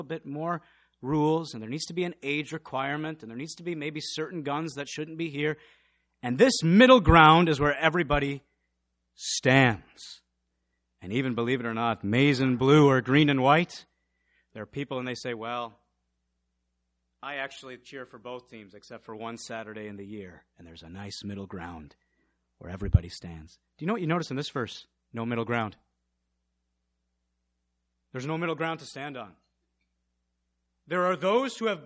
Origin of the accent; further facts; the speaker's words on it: Michigan, United States; also born or lived in Missouri; when we first moved to Michigan, we moved from Missouri.